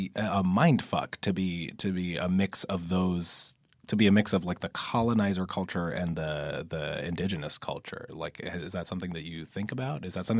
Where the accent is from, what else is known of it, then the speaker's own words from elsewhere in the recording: United States; I grew up just outside of Manhattan